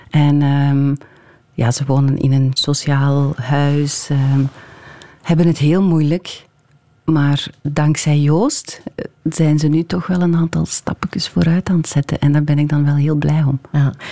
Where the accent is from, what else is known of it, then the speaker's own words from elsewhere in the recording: Hamme, Flanders, Belgium; Ja, ik ben van Hamme. Ik heb daar eh, heel lang gewoond.